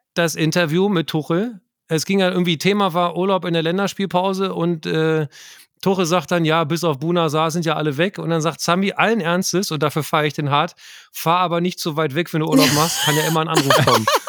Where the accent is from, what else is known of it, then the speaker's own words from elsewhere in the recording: Lower Saxony, Germany; Ich bin ja Niedersachse und bin tatsächlich mit einer gewissen Nordbrille ausgestattet